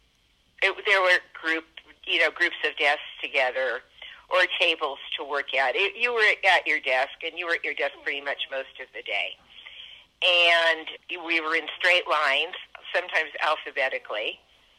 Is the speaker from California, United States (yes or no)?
yes; San Francisco, California, United States; I grew up in San Francisco in the 1950s and early 1960s